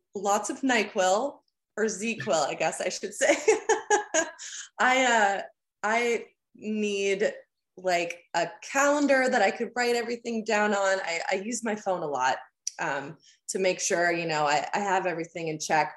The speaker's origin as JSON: {"language": "English", "town": "Huntsville", "region": "Ontario", "country": "Canada", "tie": "born or raised there", "moved": "as an adult", "lives_now": "Nashville, United States"}